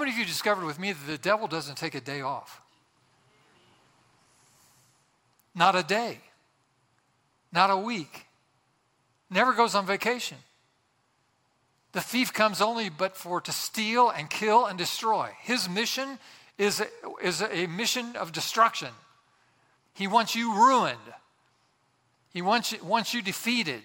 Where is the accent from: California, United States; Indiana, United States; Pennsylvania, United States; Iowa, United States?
Indiana, United States; Boswell; My hometown, Boswell, Indiana, had about 1,000 people